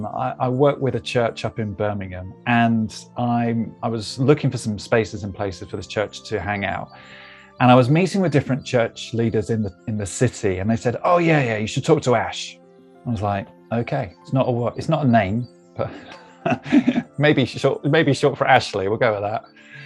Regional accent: Melbourne, Victoria, Australia; You know, from, I mean, you say, as you can tell, from I'm from Melbourne.

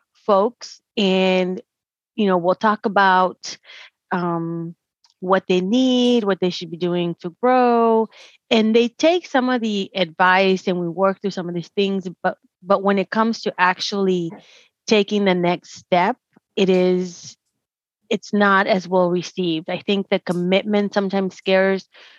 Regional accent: Dallas, Texas, United States; I was born and raised in Dallas

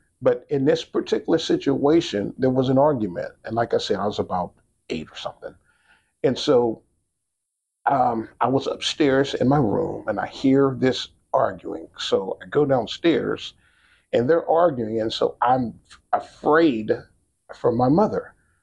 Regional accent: Pittsburgh, Pennsylvania, United States; originally from Pittsburgh, Pennsylvania, born on the north side. I'm going to say north side. Today it's North Shore, but north side. Then grew up in Homewood and then East Liberty as well.

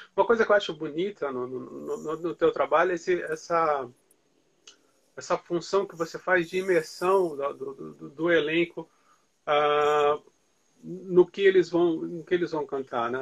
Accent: Santos, São Paulo, Brazil; Eu sou dali de perto, eu sou de Santos.

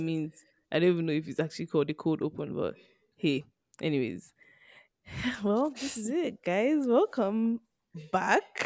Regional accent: Nigeria; being Nigerian

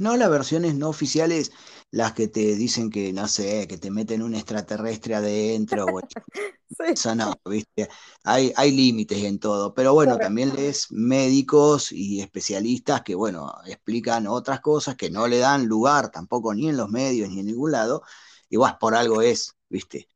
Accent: La Plata, Buenos Aires Province, Argentina; moved away as an adult; now in Monterrey, Mexico; yo soy nacido y criado hasta los 28 años ahí en la ciudad de La Plata, que viene siendo la capital de la provincia de Buenos Aires

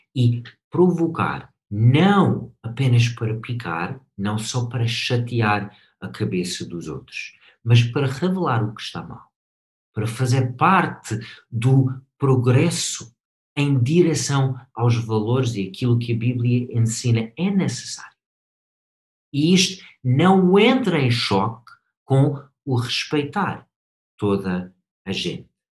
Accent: United States; Portuguese is a second language; moved away as an adult; now in Portugal

